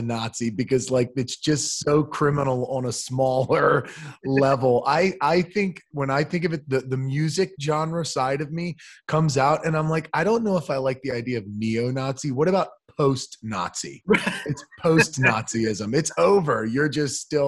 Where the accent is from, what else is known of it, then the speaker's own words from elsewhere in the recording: United States; I'm so American